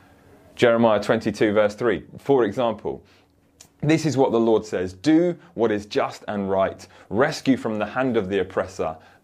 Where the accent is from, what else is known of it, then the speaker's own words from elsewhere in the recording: Woking, South East England, United Kingdom; this 10-year-old bodies found just round the corner from where I grew up in Woking